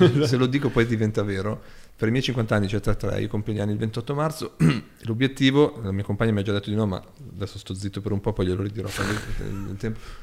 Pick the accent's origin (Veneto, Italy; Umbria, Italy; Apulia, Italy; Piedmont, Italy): Piedmont, Italy; Ghemme; da Ghemme, dal mio paese